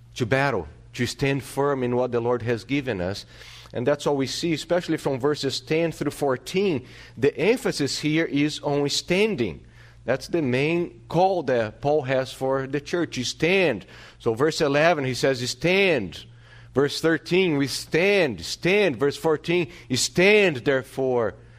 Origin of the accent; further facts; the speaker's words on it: Brazil; moved away; growing up in Brazil, in my city